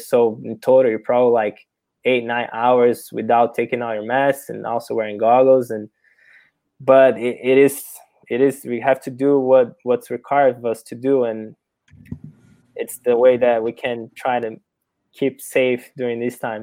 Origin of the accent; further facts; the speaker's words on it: Brazil; English is a second language; moved away as an adult; now in United States; I wasn't born here in America. I was born and raised in Brazil. only came here for college